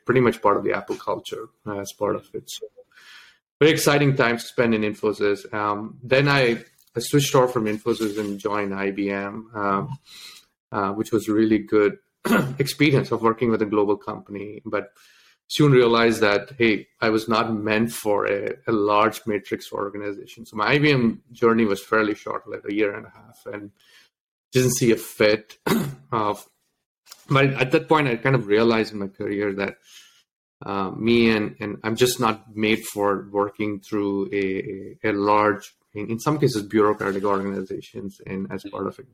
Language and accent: English; Delhi, India; English is a second language; also born or lived in Tamil Nadu, India; When I was around 8, I moved to Delhi